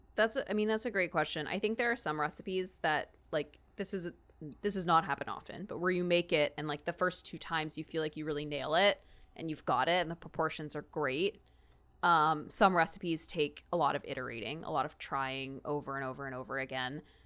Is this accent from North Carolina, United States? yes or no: no; Texas, United States; growing up in Texas